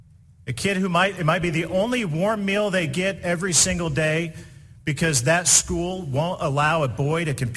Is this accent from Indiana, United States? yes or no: yes; Indiana, United States; Indiana, my home state, recently passed a law at the state legislature